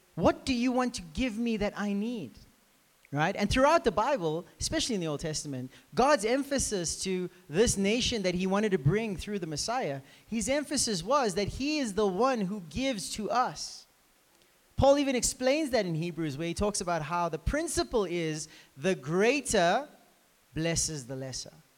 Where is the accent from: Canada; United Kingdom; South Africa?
South Africa; we're actually from South Africa.